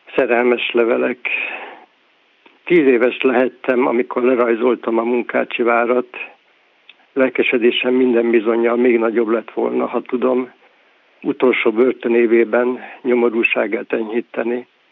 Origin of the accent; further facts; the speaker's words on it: Győr, Győr-Moson-Sopron, Hungary; also born or lived in Berehove, Ukraine; hazajöttünk Győrbe